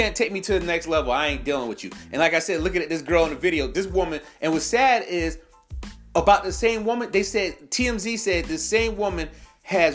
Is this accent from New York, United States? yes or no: yes; New York, United States; moved away as an adult; now in South Carolina, United States; I know I live in South Carolina. I'm born and raised in New York. 845, shout out to Spring Valley, Nanuet, Nyack, Haverstraw